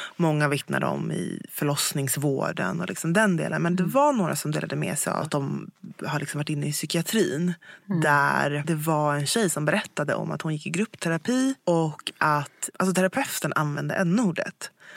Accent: Sweden; Jag, jag är född här i Sverige

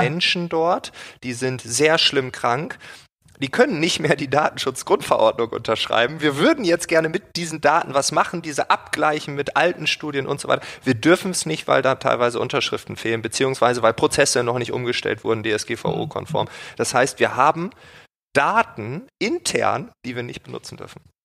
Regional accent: Berlin, Germany; als Berliner Bürger

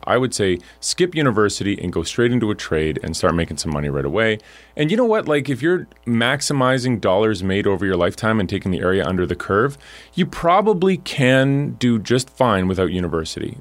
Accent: Alberta, Canada; I'm from Alberta

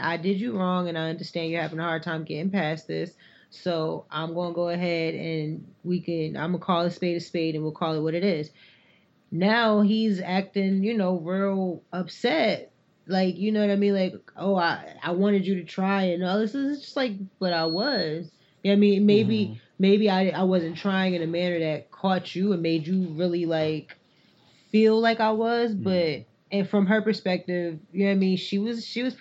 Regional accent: North Carolina, United States; I grew up in North Carolina

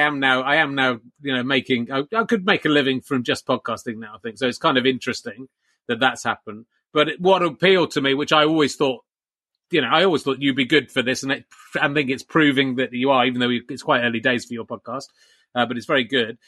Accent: England, United Kingdom; being from the UK and being English in particular

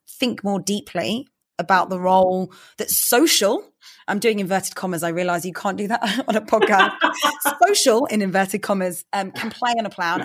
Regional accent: London, United Kingdom; I grew up in London

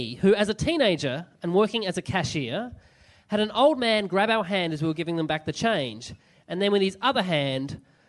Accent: Burnie, Tasmania, Australia; In Burnie in Tasmania.

